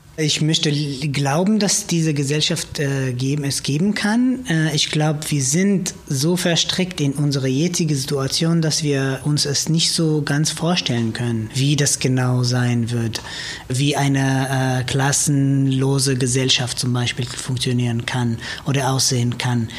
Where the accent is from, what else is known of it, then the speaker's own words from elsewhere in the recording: Israel; German is a second language; now in Germany; Also ich komme aus Israel, ich bin Jude